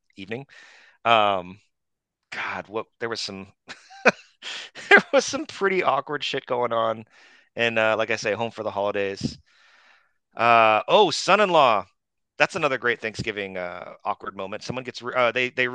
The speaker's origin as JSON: {"language": "English", "town": "Phoenix", "region": "Arizona", "country": "United States", "tie": "born or raised there", "moved": "yes", "said": "I grew up in in the Phoenix area"}